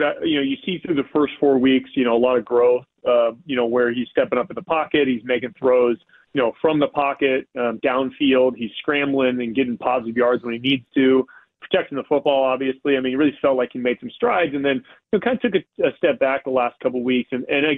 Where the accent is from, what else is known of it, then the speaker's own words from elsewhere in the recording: Eugene, Oregon, United States; moved away; I grew up in Eugene, Oregon.